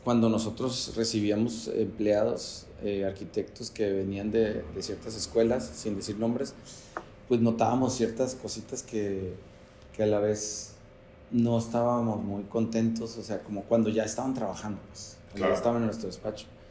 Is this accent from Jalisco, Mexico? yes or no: no; Tijuana, Baja California, Mexico; Soy originario de Tijuana, crecí en Playas. Ahí en Playas de Tijuana